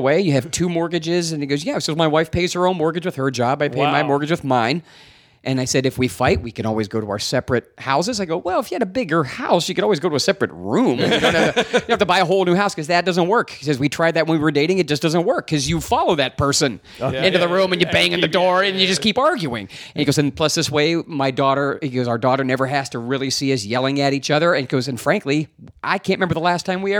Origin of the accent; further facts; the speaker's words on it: Ohio, United States; also born or lived in Pittsburgh, Pennsylvania; I'm from Ohio. I was born in Pittsburgh, raised in Ohio.